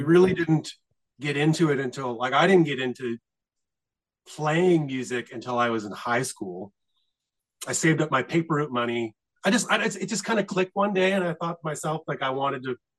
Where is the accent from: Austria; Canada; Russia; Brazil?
Canada; Nova Scotia; we're pretty much like East Coasters, like Nova Scotians